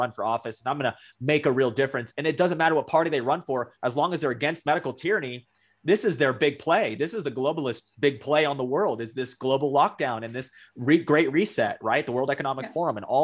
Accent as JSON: {"language": "English", "region": "Texas", "country": "United States", "said": "I'm a Texan."}